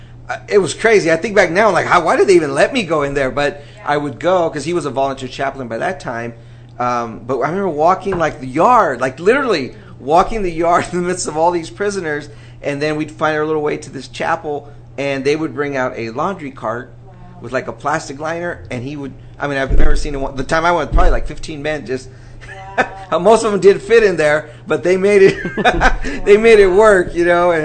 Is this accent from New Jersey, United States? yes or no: no; California, United States; moved away; we're originally from California